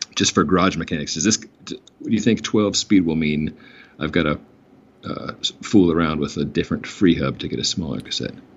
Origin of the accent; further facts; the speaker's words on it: New Mexico, United States; my home state of New Mexico